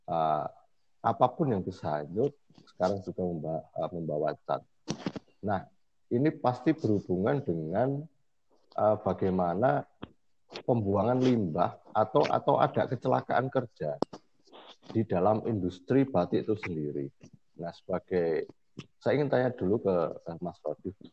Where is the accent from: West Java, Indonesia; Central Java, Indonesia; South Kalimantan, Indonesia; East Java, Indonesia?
Central Java, Indonesia; Boyolali; Jadi kayak kalau di Boyolali, saya orang Boyolali